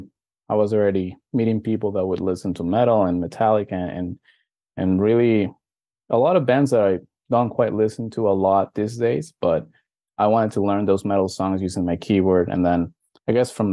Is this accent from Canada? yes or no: no; Venezuela; also born or lived in Miami, Florida; now in United States; I was born in Venezuela. It's only now that I'm living here in the States